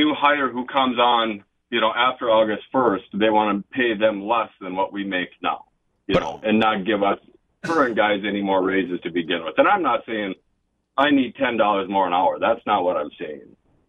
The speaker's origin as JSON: {"language": "English", "region": "Minnesota", "country": "United States", "said": "I'm from Minnesota"}